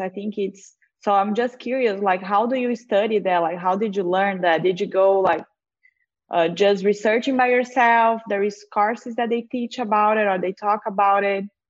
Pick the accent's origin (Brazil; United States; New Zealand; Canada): Brazil; moved away; I'm from Brazil